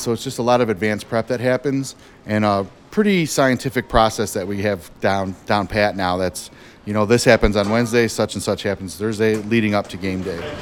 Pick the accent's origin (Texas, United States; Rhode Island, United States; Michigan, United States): Michigan, United States; Detroit; I grew up here in Detroit, so I'm a lifelong Lions fan